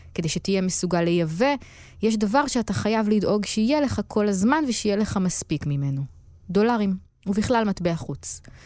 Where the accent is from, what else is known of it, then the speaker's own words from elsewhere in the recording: Israel; כי אנחנו מישראל